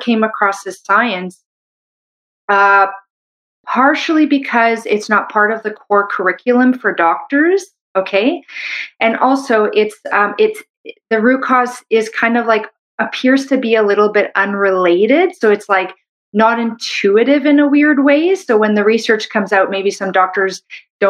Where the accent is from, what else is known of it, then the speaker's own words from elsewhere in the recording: Canada; I'm a Canadian medical doctor